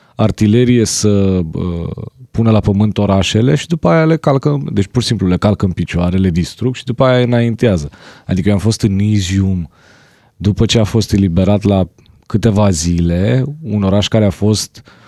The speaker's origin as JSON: {"language": "Romanian", "country": "Romania", "said": "sunt din România"}